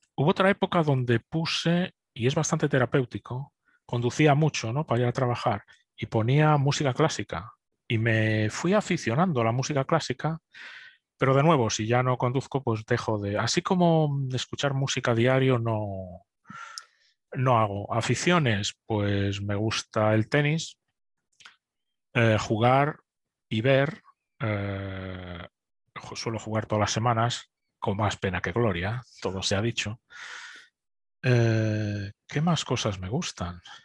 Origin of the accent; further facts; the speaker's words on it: Spain; moved away as an adult; also born or lived in Munich, Germany; now in United Kingdom; como españoles